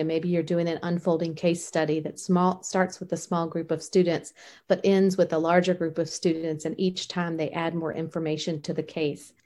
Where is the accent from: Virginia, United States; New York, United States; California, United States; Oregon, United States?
Virginia, United States; Richmond; growing up in Richmond, Virginia